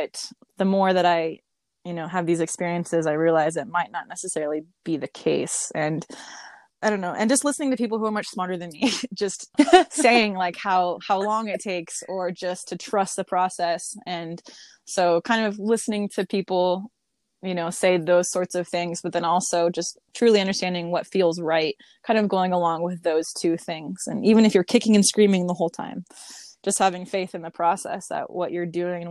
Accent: Las Vegas, Nevada, United States; I grew up out in Las Vegas

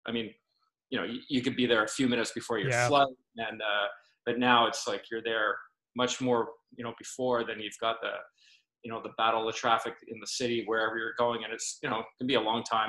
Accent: Vancouver, British Columbia, Canada; also born or lived in United Kingdom; I was born and raised here, but I spent a lot of time in the UK.

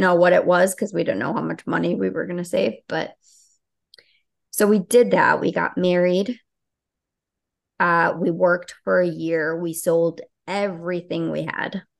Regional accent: Chicago, Illinois, United States; also born or lived in Albania; I grew up in Chicago.

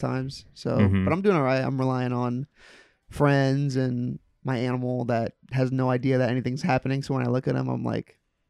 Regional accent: Tampa, Florida, United States; I remember growing up in Tampa and Hillsborough during the Bush Gore run

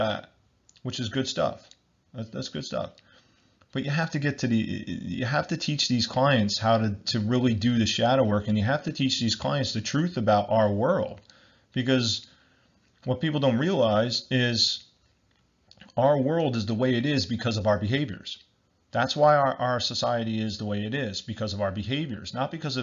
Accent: New Jersey, United States; I'm from New Jersey in the United States

